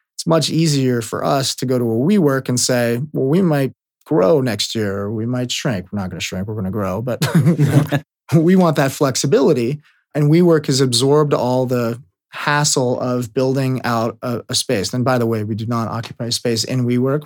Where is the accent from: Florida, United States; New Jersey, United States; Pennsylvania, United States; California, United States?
California, United States; Bay Area; born or raised there